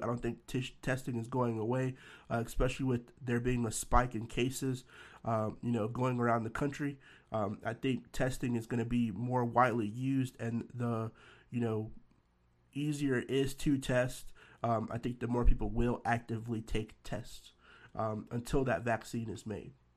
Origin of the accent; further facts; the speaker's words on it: Nashville, Tennessee, United States; my hometown, Nashville, Tennessee